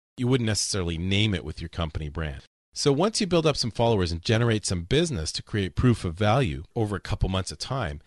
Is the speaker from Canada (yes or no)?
yes; Winnipeg, Manitoba, Canada; moved away as an adult; also born or lived in Toronto; now in Florida, United States; I'm originally from Winnipeg, and I spent 10 years in Toronto before moving down to Florida